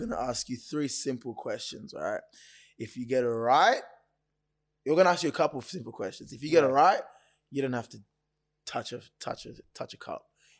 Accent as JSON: {"language": "English", "town": "Sydney", "region": "New South Wales", "country": "Australia", "said": "we're from Sydney."}